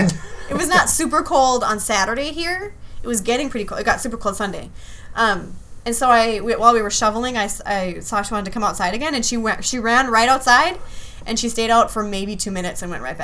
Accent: Hibbing, Minnesota, United States; born or raised there; also born or lived in Anchorage, Alaska

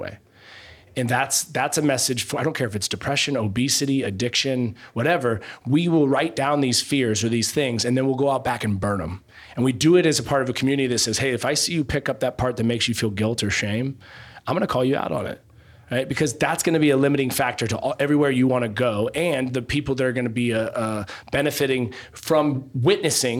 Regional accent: Eugene, Oregon, United States; I'm from Eugene, Oregon

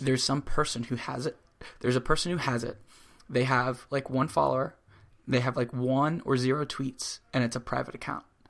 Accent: Florida, United States; now in New York, United States; I grew up in Florida

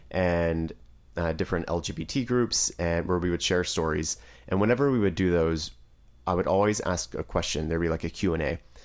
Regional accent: Driftwood, Texas, United States; I'm actually from Driftwood, Texas, and it's a very small town.

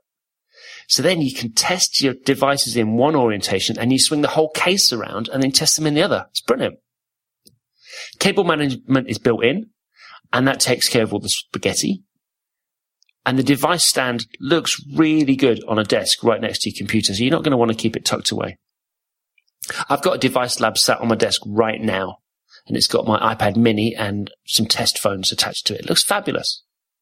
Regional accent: Corby, East Midlands, United Kingdom; I grew up in Corby, surrounded by Scots

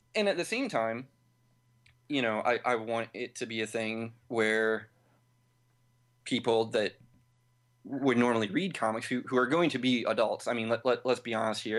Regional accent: St. Louis, Missouri, United States; I'm from Saint Louis

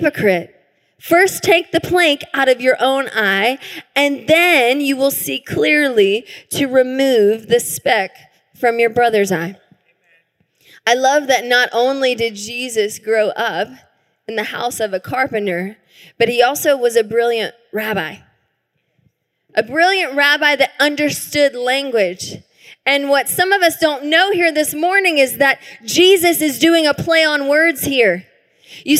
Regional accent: the South, United States; now in Tacoma, United States; I grew up in the South

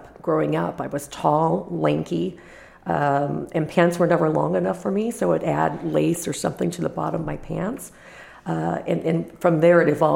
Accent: Los Angeles, California, United States; born or raised there; moved away

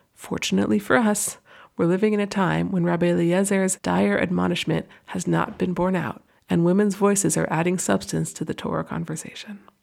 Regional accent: near Boston, Massachusetts, United States; now in New York, United States; When I was around middle school age, growing up near Boston

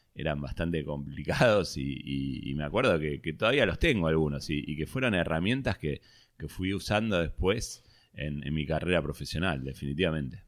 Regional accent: Vicente López, Buenos Aires Province, Argentina; Bueno, nací en Capital. Eh, viví mucho tiempo, no, desde que nací, pero viví mucho tiempo en Vicente López.

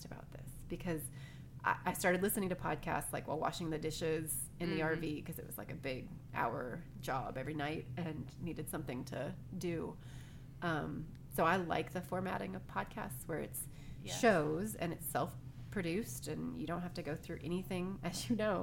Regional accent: United States; growing up in America

